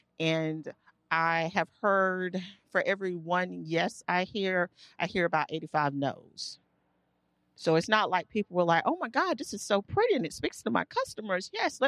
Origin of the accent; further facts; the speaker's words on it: the South, United States; So the company is about me and being Southern and growing up in the South and having a very Southern experience.